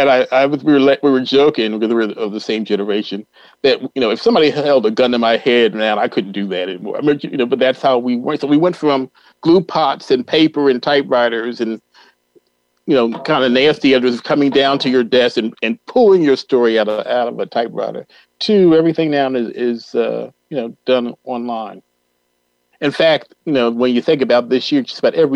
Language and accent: English; Philadelphia, Pennsylvania, United States; moved away as an adult; also born or lived in Minneapolis, Minnesota / Rochester, New York / Louisville, Kentucky; I'm from Philadelphia, came home and worked at the Wall Street Journal